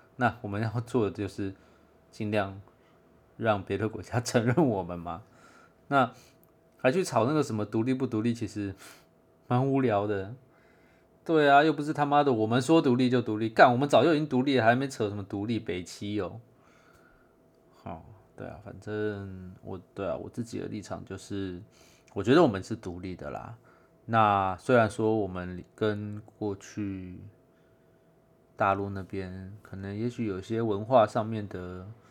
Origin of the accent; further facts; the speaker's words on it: Taiwan; 虽然我是外省协同，但我在台湾长大